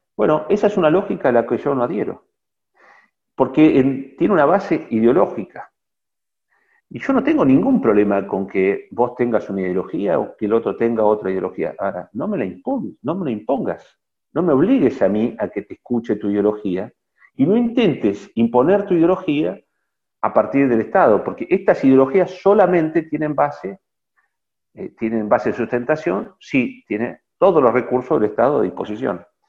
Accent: Argentina

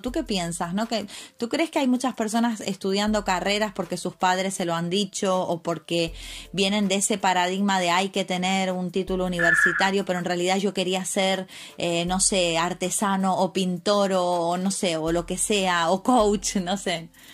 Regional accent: Argentina; now in Spain; yo como Argentina, país de crisis

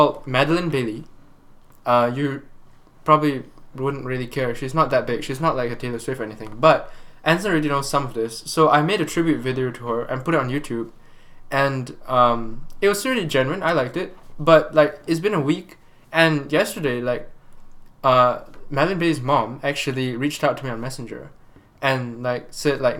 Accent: Malaysia; I'm Malaysian.

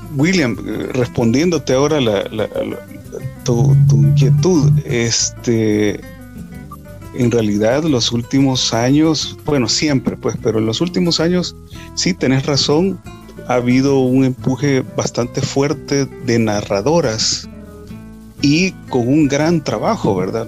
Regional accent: El Salvador; somos salvadoreños, sentimos esa identificación

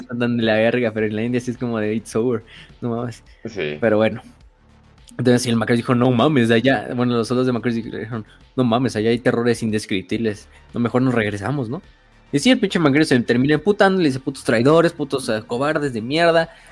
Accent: Mexico; soy mexicano.

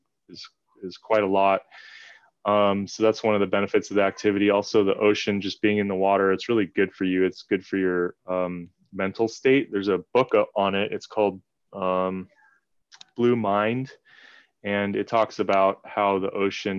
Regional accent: Southern California, United States; now in Hawaii, United States; I'm from Southern California

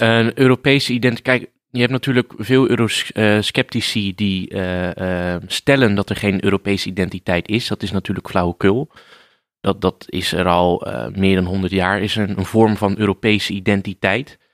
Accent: Rotterdam, South Holland, Netherlands; Ik kom uit eh, Rotterdam, dus ik voel me een Rotterdammer

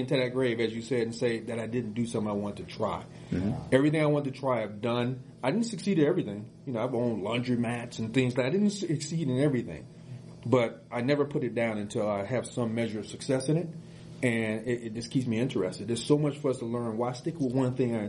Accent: Chicago, Illinois, United States; poor growing up in Chicago

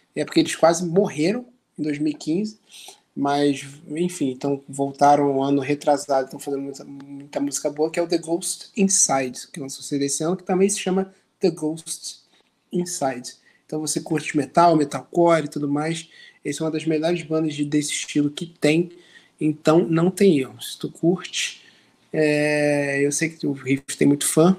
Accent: Rio de Janeiro, Brazil; impossível ser mais carioca que a gente

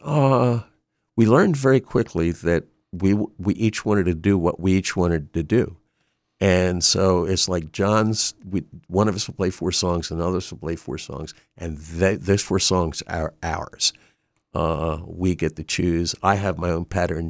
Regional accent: Wilmington, Delaware, United States; also born or lived in Drexel Hill, Pennsylvania / Pottstown, Pennsylvania; I grew up in Wilmington

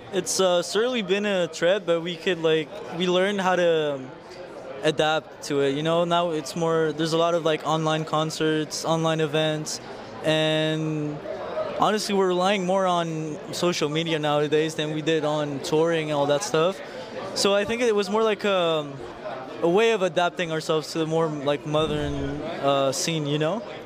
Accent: Colombia; moved away; that's where I'm from Colombia and I produce for artists over there

